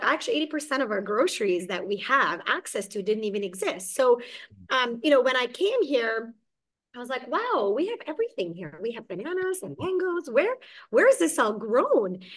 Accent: Hungary; also born or lived in Germany / Mississauga, Canada; now in Kelowna, Canada; I actually was born and raised in Hungary okay. and escaped communism and we fled to Germany.

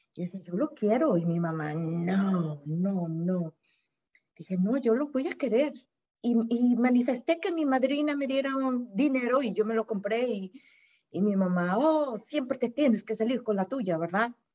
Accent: Mexico; Yo soy de México

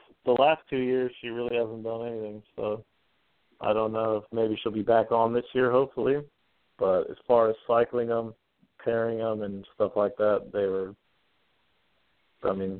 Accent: Spokane, Washington, United States; moved away as an adult; now in Idaho, United States; I grew up in Spokane, Washington, which is just on the other side of the border. And we bought our first house and moved to Idaho.

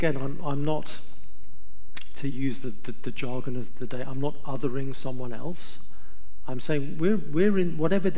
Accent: England, United Kingdom; I'm from England, so I'm used to cold and wet.

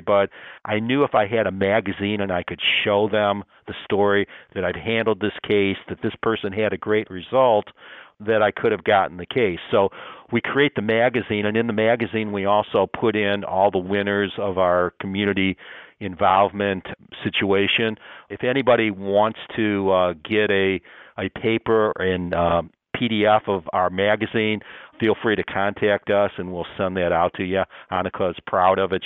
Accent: Toledo, Ohio, United States; I grew up in Toledo, Ohio

